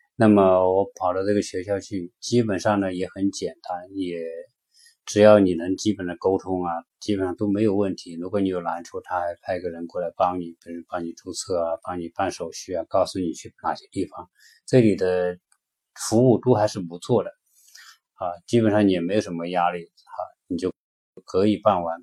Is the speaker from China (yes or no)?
yes; China; moved away as an adult; now in United States; 我们中国人的观念